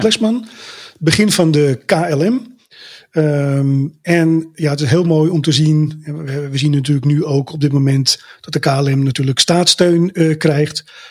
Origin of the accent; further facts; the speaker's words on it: Amsterdam, North Holland, Netherlands; ik kom natuurlijk uit Amsterdam